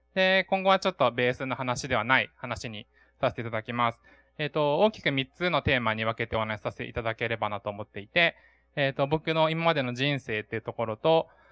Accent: Oita, Japan; moved away; 僕の地元大分

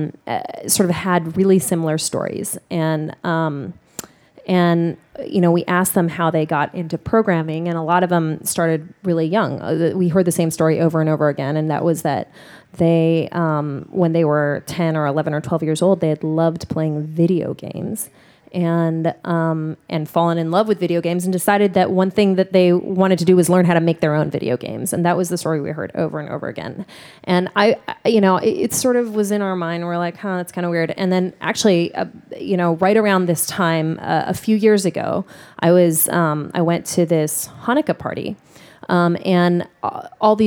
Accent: Honolulu, Hawaii, United States; now in New York City, United States; I grew up in Honolulu, Hawaii

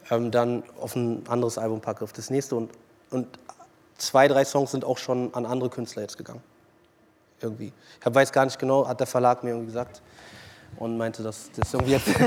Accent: Berlin, Germany; Und Berlin liebe ich halt, ne? das ist meine Heimat. So, ich ich bin ja hier aufgewachsen, hier geboren. Und geht nichts über Berlin am Ende des Tages.

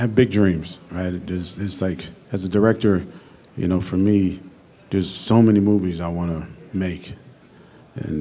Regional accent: Pittsburgh, Pennsylvania, United States; moved away; also born or lived in West Virginia / New York; I went to school in West Virginia. I'm from Pittsburgh, Pennsylvania. I moved to New York

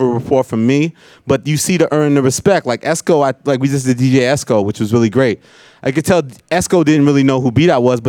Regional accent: New York City, New York, United States; we're both from Queens

